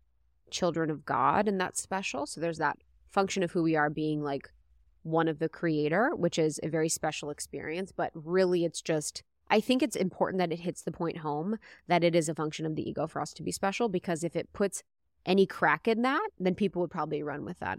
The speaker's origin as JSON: {"language": "English", "country": "United States", "said": "Yeah, I'm American."}